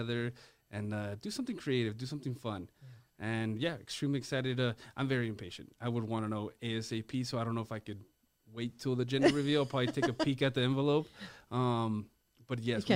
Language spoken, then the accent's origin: English; El Paso, Texas, United States; I was born and raised here in El Paso, Texas.